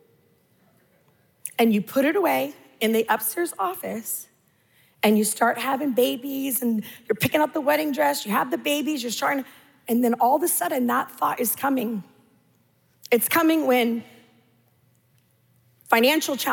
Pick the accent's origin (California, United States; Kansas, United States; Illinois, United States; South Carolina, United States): California, United States; I'm Californian